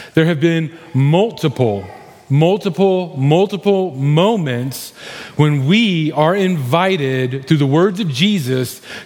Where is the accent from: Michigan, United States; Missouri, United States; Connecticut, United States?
Missouri, United States; I grew up in Missouri.